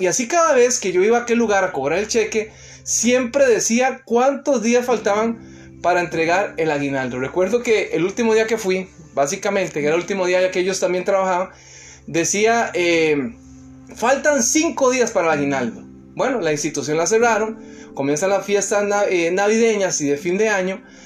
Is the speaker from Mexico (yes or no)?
no; Costa Rica; moved away; trabajando en mi país, allá en Costa Rica